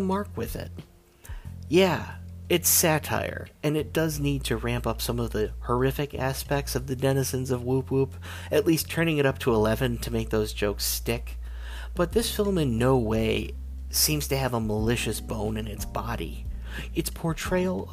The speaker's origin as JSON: {"language": "English", "country": "United States", "said": "I'm an American"}